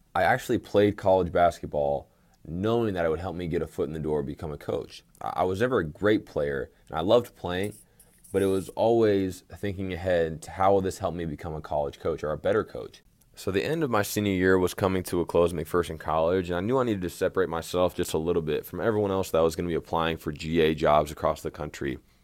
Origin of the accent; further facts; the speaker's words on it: Tyler, Texas, United States; moved away as an adult; also born or lived in McPherson, Kansas / Fresno, California; now in Abilene, United States; I'm originally from Tyler, Texas